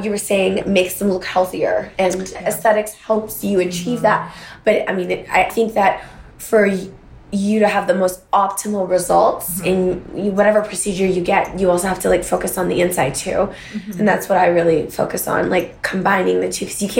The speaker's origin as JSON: {"language": "English", "country": "Canada", "said": "I'm from Canada."}